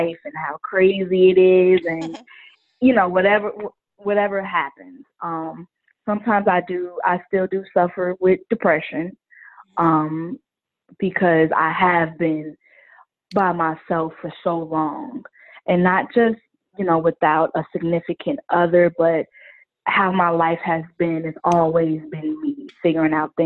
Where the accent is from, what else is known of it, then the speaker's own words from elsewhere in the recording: Chicago, Illinois, United States; I am from the South Side of Chicago, born and raised.